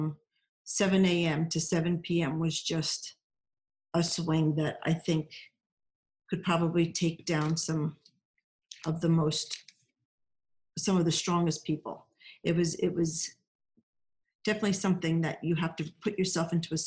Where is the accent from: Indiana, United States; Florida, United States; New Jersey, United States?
New Jersey, United States; I'm Jersey